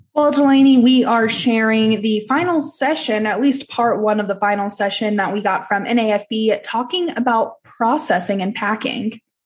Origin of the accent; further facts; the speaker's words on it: Texas, United States; I'm from Texas